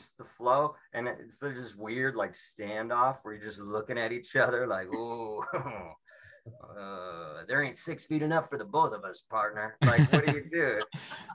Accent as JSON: {"language": "English", "town": "Seattle", "region": "Washington", "country": "United States"}